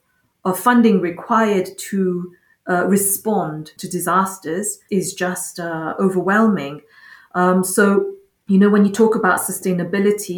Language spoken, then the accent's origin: English; Mauritius; I come from Mauritius, and in Mauritius, we have cyclones every single year